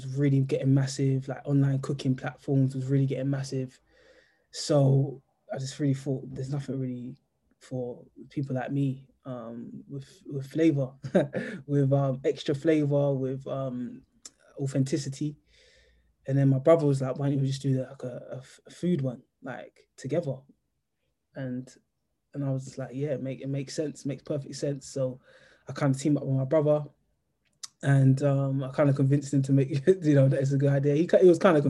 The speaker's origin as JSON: {"language": "English", "region": "London", "country": "United Kingdom", "said": "we're from South London, so we've got like a massive community here."}